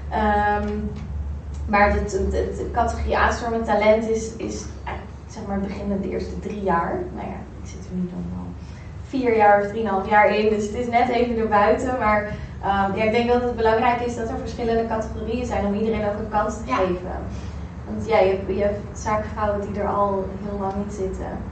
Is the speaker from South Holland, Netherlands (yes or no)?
yes; Rotterdam, South Holland, Netherlands; also born or lived in Amsterdam; Amsterdam dus eigenlijk terug naar, naar Rotterdam. Daar heel kort gewoond. En ik ben echt een Rotterdammer